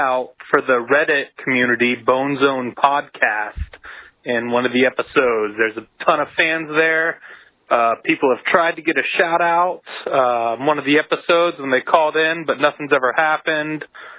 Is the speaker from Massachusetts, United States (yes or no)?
no; St. Petersburg, Florida, United States; St. Petersburg, Florida. I fucking hate it here. It's hot.